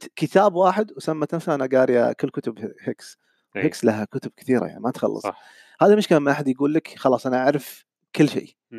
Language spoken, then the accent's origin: Arabic; Saudi Arabia; moved away as an adult; now in Kuwait; من السعوديه انا حاليا عايش بالكويت